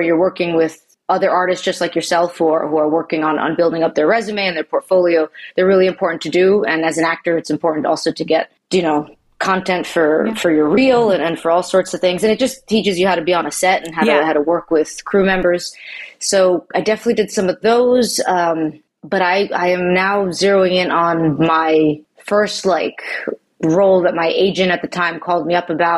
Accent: Long Island, New York, United States; I'm from New York. I'm from Long Island originally.

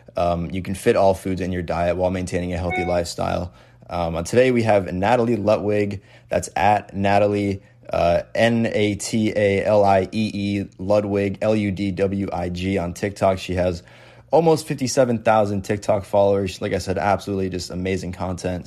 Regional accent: Connecticut, United States; I'm from New England, like so, like I'm from Connecticut

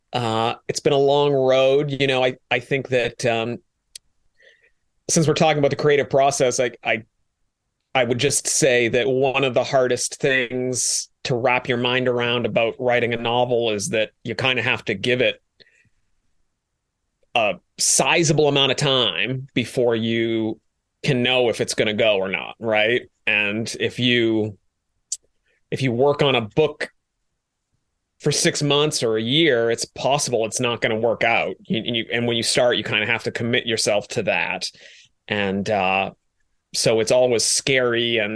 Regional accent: Maine, United States; I like to consider myself quite a driver on snow because I'm from Maine originally

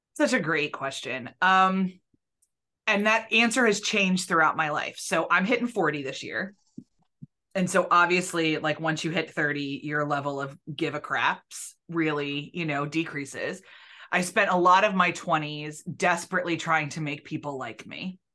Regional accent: Yardley, Pennsylvania, United States; also born or lived in Kentucky / Belfast; when I grew up in Bucks County, I grew up in Yardley, I graduated from Pensbury

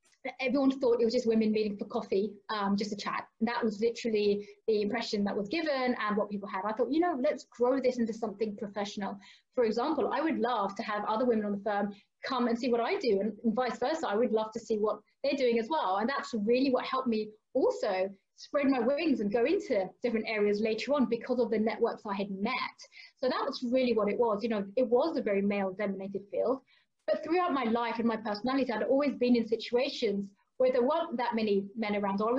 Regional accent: London, United Kingdom; I'm from London originally

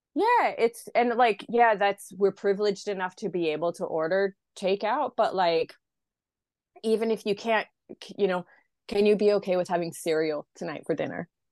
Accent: Idaho, United States; moved away as an adult; now in Australia; I'm from Idaho originally. So it's, like, very rural, very conservative.

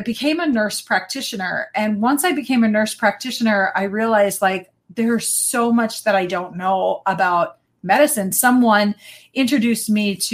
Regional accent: Wisconsin, United States; I am born and raised in Wisconsin. Never left

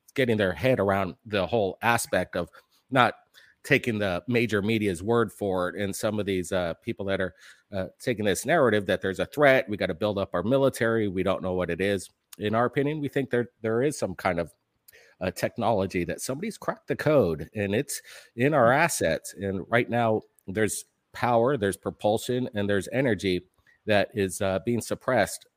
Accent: Hawaii, United States; growing up in Hawaii, it was kind of an interesting lifestyle, being pretty much the only two white kids in the school.

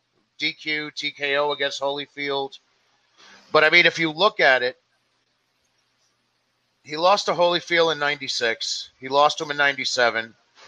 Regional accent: New York City, New York, United States; growing up in Gleason's gym in Brooklyn

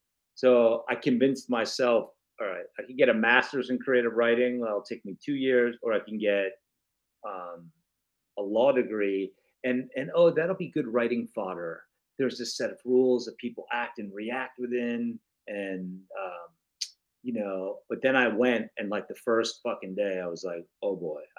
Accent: Florida, United States; also born or lived in New York; I was born in New York. We moved to Florida. I went back to New York because I wanted to write.

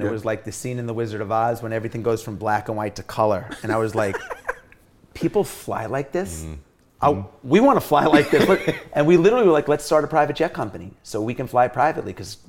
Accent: Long Island, New York, United States; When I was growing up, I grew up in New York City, or in Long Island in the 80s when breakdancing and rap and all this stuff was happening.

